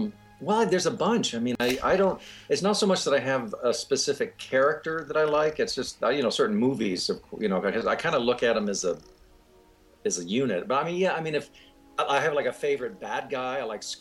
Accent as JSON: {"language": "English", "region": "Midwest", "country": "United States", "tie": "born or raised there", "also_born_or_lived": "Hollywood", "moved": "yes", "said": "I'm a kid from the Midwest, and I was out in Hollywood"}